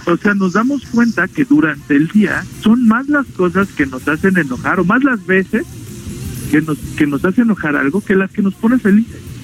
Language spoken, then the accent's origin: Spanish; Mexico